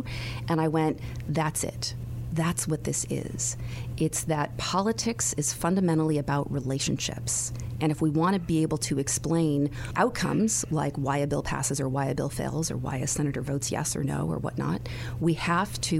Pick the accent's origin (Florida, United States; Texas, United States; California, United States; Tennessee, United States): California, United States; I grew up in California